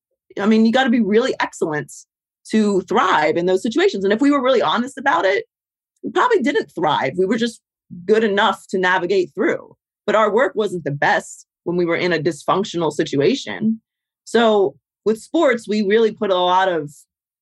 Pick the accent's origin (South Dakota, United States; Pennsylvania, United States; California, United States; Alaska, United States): Pennsylvania, United States; Pittsburgh; moved away; I grew up in Pittsburgh